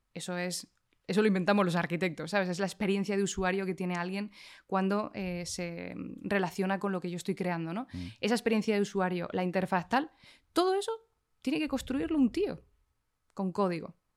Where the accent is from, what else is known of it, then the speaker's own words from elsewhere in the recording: Canary Islands, Spain; vengo de las Islas Canarias